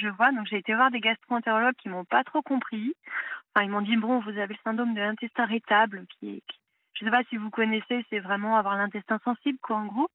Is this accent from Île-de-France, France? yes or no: yes; Paris, Île-de-France, France; moved away; Je viens de Paris